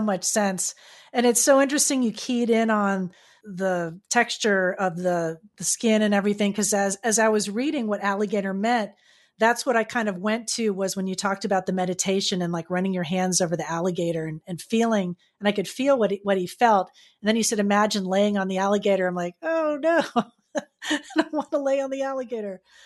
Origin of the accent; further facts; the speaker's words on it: Florida, United States; I'm from Florida